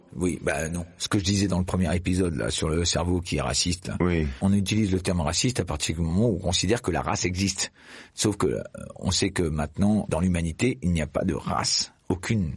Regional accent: Clermont-Ferrand, Auvergne-Rhône-Alpes, France; je suis né à Clermont-Ferrand

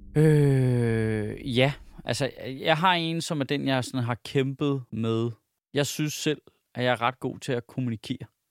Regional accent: Denmark; som dansker

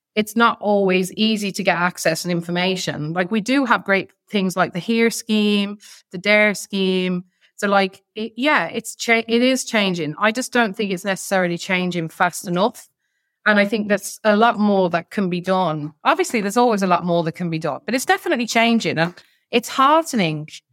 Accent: Ireland; we're Irish

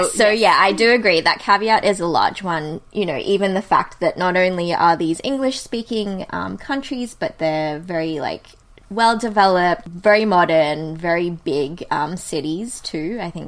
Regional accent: Sydney, New South Wales, Australia; moved away as an adult; also born or lived in Philadelphia, United States; now in Toronto, Canada; I'm from Sydney, and I did have a stint of living in the US when I went on exchange there for half a year in 2009.

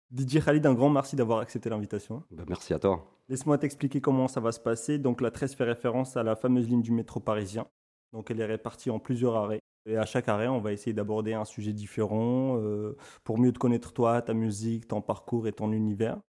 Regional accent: Morocco; Après plusieurs épisodes dans lesquels j'essaye de placer que je suis marocain à chaque occasion

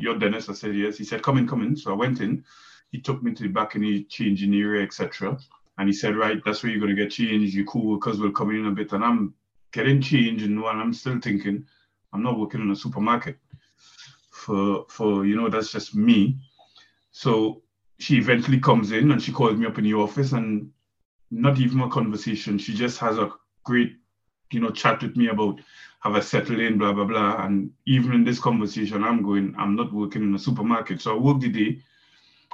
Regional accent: Trinidad & Tobago; moved away as an adult; I'm from Trinidad and Tobago

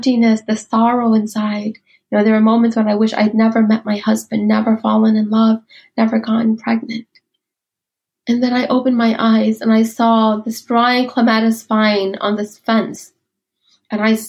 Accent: United States; also born or lived in Ban Vinai refugee camp, Thailand; I was growing up in America. I had become a woman in America.

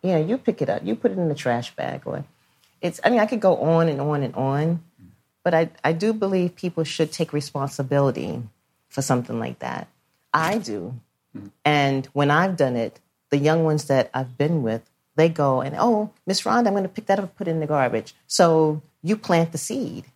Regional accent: New York City, New York, United States; I grew up in Brooklyn

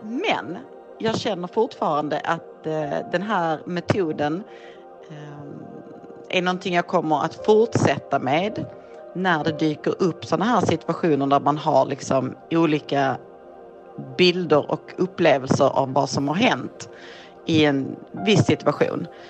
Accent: Malmö, Skåne, Sweden; Jag kommer från Malmö, jag är 45 år gammal

